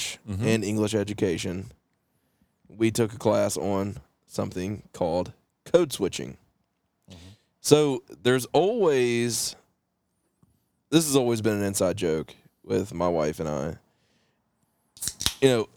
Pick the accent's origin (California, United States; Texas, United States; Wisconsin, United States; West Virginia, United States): West Virginia, United States; I'm like, from West Virginia